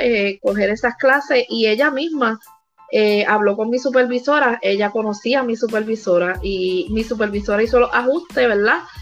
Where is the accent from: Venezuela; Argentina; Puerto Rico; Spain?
Puerto Rico; also born or lived in Vega Baja, Puerto Rico; soy de Puerto Rico. Vivimos por aquí, por el área de Vega Baja.